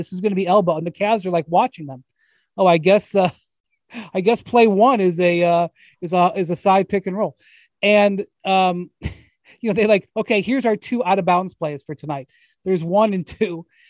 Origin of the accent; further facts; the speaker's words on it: Cleveland, Ohio, United States; which I'm from Cleveland